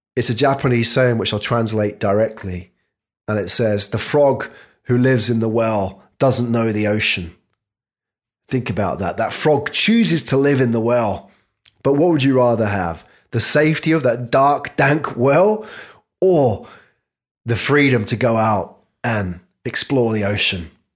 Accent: United Kingdom; I'm British

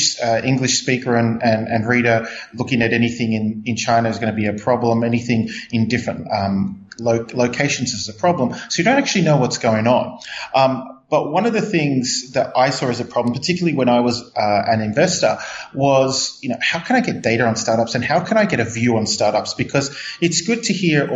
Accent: Melbourne, Victoria, Australia; now in Hong Kong; Originally a Melbourne boy from Australia

